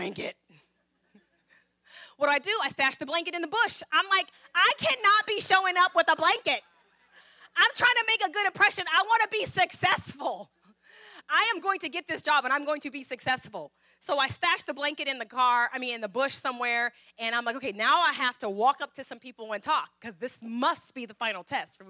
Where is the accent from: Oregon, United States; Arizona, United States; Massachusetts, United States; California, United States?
California, United States; Fairfield; also born or lived in Vallejo; I'm from Fairfield, but, you know, I went to school in Vallejo